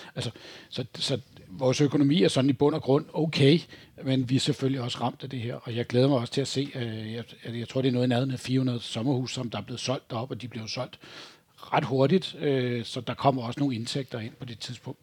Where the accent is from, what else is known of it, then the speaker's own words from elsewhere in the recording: Greve, Zealand, Denmark; Jeg var født og opvokset på Vestegnen i Greve